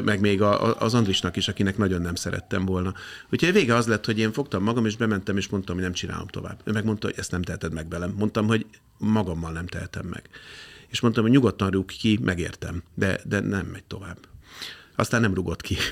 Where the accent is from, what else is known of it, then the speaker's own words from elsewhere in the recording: Budapest, Hungary; én a Békási lakótelepen nőttem fel